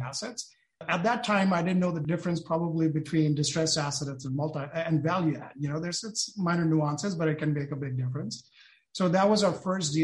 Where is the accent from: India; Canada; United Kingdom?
India; moved away as an adult; also born or lived in Detroit / San Francisco Bay Area; now in San Francisco, United States; I was born and brought up in India